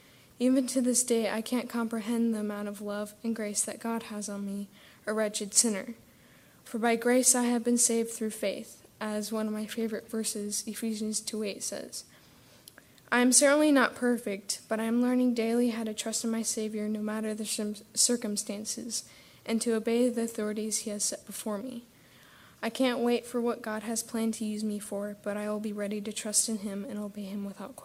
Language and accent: English; Tirana, Tirana County, Albania; born there; I was born in Tirana, Albania. For those of you who don't know, that is in southern Europe, east of Italy.